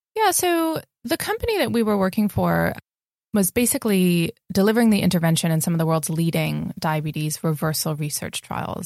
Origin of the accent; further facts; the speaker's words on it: California, United States; moved away as an adult; also born or lived in Spain / San Francisco; I was born in California